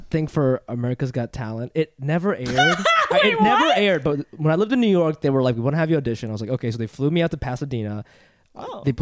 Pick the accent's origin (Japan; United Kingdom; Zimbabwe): Japan; Funabashi, Chiba; born there; Uh, I was born in Funabashi, Chiba, in Japan.